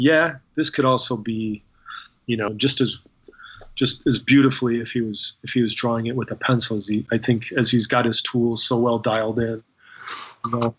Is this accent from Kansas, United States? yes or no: yes; Kansas, United States; I was a kid growing up in Kansas at the time